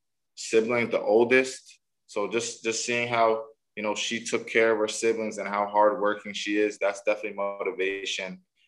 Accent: Nigeria; My favorite home-cooked meal, probably some Nigerian food. I'm Nigerian, so definitely like some type of Nigerian food, Nigerian dish that my mom makes.

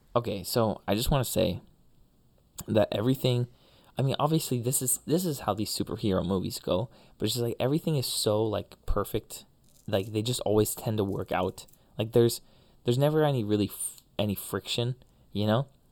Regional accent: Budapest, Hungary; moved away; my hometown

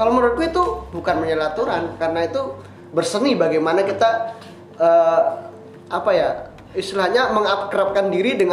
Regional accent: Pekalongan, Central Java, Indonesia; Kalau saya asal asli dari Pekalongan ya, Jawa

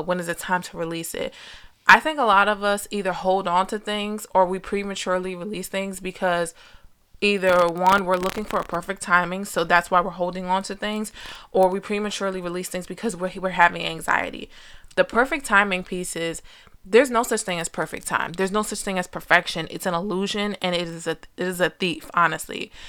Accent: New Jersey, United States; I was born and raised in Jersey

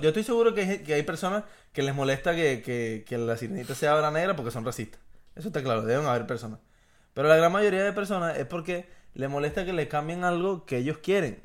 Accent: Venezuela; número uno somos latinos y número dos somos venezolanos

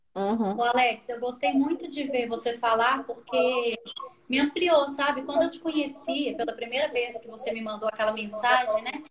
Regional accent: Belo Horizonte, Minas Gerais, Brazil; eu sou daqui de BH também

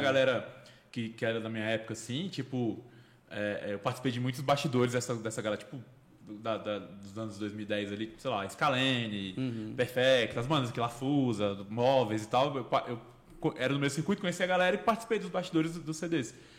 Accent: Brasília, Federal District, Brazil; Eu cresci no Cruzeiro ali, então eu também fui, eu vi muita roda de samba lá

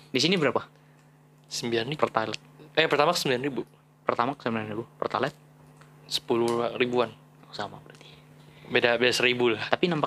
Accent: Jakarta, Indonesia; lu siapa anjing gua dari Jakarta lu mau bayarin tol gua tiga puluh lima

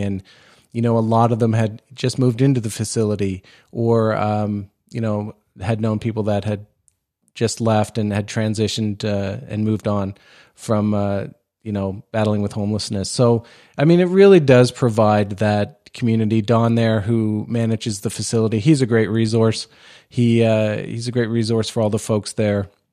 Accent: Nova Scotia, Canada; I grew up in Nova Scotia, right, uh, close to, uh, Shearwater Air Force Base

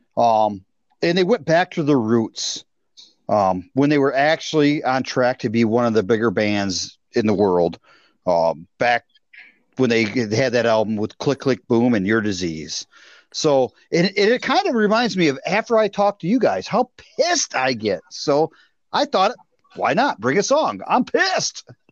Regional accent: Bay City, Michigan, United States; my hometown

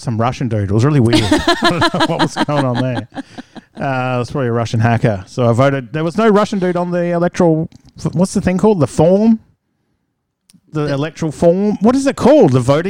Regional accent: Townsville, Queensland, Australia; also born or lived in Adelaide; Yeah, so I grew up in Townsville, lucky enough to grow up here.

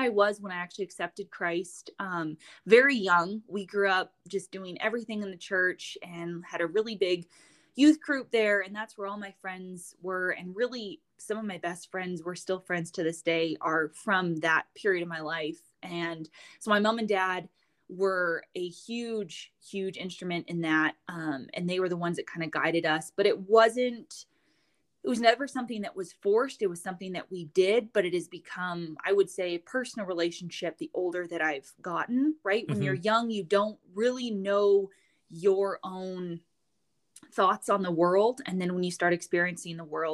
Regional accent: Coalinga, California, United States; moved away as an adult; also born or lived in Montana; now in Frenchglen, United States; I grew up in Coalinga, California, which I call is like the sane part of California. So it's Central California.

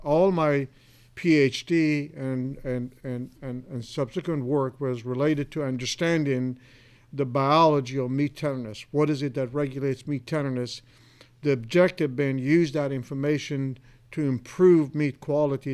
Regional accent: Iran; moved away as an adult; now in Clay Center, United States; I was originally from Iran. I was born and raised

